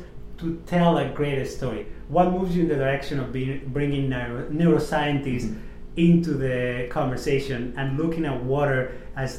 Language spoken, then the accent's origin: English; Catalonia, Spain; now in Miami, United States; I grew up around the Mediterranean Sea. But I was more towards the mountain side in Catalonia